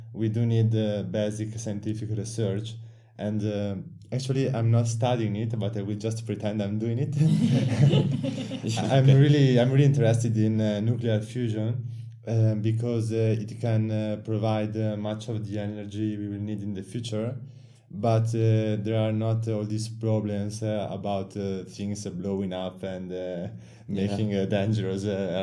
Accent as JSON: {"language": "English", "country": "Italy", "said": "I'm from Italy. I study in the University of Milan."}